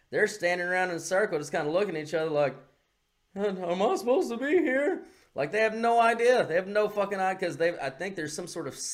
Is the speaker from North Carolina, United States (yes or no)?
no; California, United States; I mean, my home state of California, the wildfires.